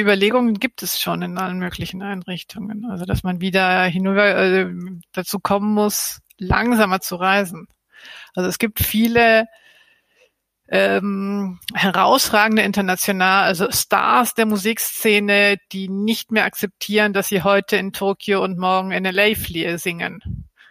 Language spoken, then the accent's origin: German; Argentina; now in Berlin, Germany; mein Herkunftsland Argentinien